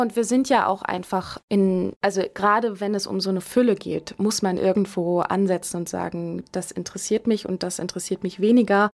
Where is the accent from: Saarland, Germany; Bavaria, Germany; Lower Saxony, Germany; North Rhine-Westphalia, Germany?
North Rhine-Westphalia, Germany; Herford; moved away as an adult; also born or lived in Frankfurt; now in Mainz, Germany; Ich bin in Herford geboren worden und bin dort eigentlich auch bis zu meinem Studiumsumzug dann nach Frankfurt habe ich da meine ganze Kindheit verbracht